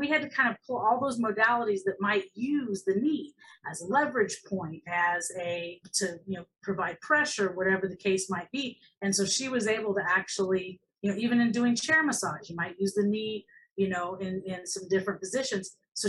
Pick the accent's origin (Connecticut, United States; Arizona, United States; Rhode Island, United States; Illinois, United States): Illinois, United States; moved away as an adult; now in Florida, United States; I moved from Illinois to Florida because to go to school for massage and get licensed, because in 1998, only 25 states had licensure. And I didn't want to work, and I didn't live in the Chicago area of Illinois. I lived down in the farm area